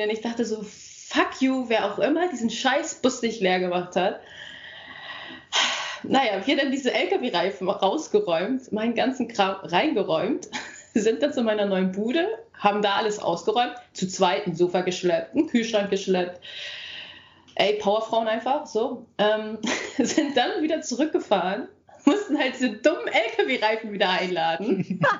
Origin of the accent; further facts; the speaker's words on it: Husum, Schleswig-Holstein, Germany; Ach, und ich wohne wieder in Husum, also da, wo ich herkomme.